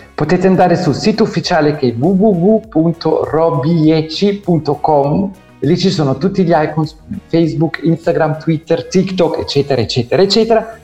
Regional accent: Zurich, Switzerland; moved away as an adult; now in Italy; sono nato e cresciuto in Svizzera sì. da genitori italiani che sono emigrati tantissimi anni fa

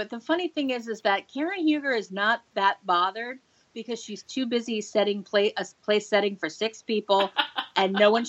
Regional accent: New Jersey, United States; moved away; also born or lived in New York; I grew up in New Jersey. I lived in New York. I didn't know Southern California life at all.

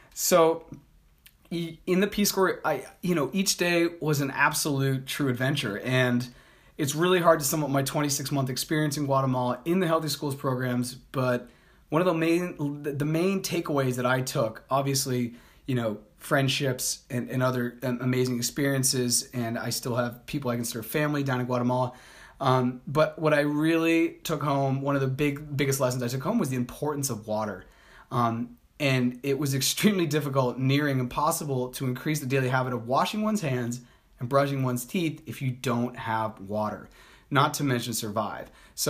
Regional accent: Colombia; I'm a Colombian also. I was born in Colombia, so I'm not blonde hair, blue eyed, and like 6'6".

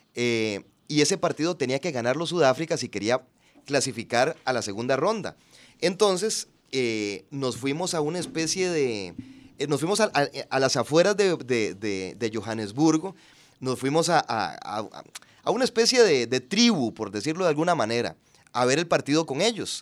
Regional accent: Puntarenas, Costa Rica; also born or lived in San José, Costa Rica; yo nací en San José, pero ya a los pocos días me, me fui a Punta Arenas y, y ahí ahí me, crié, ahí hice la escuela, el colegio.

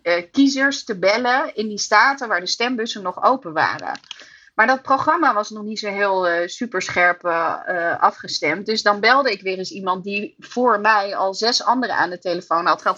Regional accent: Amsterdam, North Holland, Netherlands; ik kom uit Nederland en dan uit Amsterdam

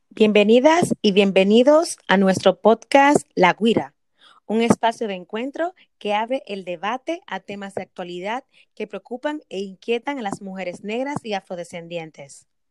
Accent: Dominican Republic; me voy a citar como dominicana, ok, vamos a citar como dominicana, que nos han educado

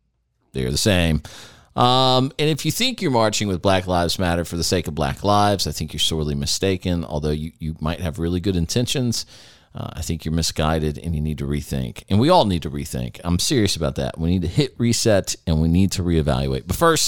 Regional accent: Jacksonville, Florida, United States; I grew up in Jacksonville, Florida.

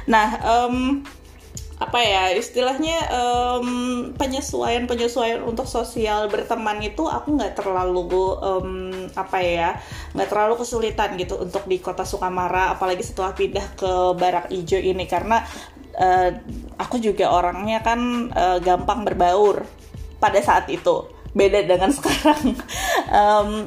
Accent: Kandangan, South Kalimantan, Indonesia; iya aku bilang e, saya orang kandangan saya orang Banjar Kalimantan Selatan gitu kan

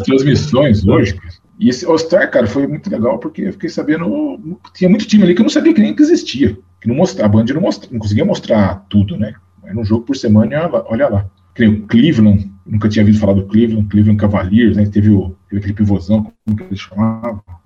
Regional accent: Rio Claro, São Paulo, Brazil; Eu sou de Rio Claro, né? Sou nascido lá e morei boa, muito boa parte do tempo da, lá

